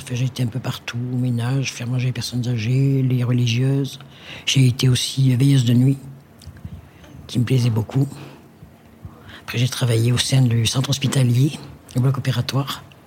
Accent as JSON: {"language": "French", "town": "Ussel", "region": "Auvergne-Rhône-Alpes", "country": "France", "tie": "born or raised there", "also_born_or_lived": "Saint-Flour", "lives_now": "Murat, France", "said": "Je suis né à Ussel, en Planèze"}